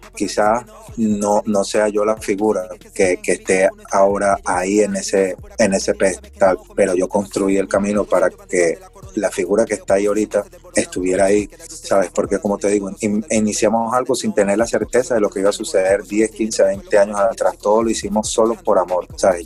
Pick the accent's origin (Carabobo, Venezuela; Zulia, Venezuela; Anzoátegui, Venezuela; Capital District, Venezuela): Capital District, Venezuela; Caracas; del lado oeste, que es de donde yo soy, yo soy de Katia Gramón, de donde yo soy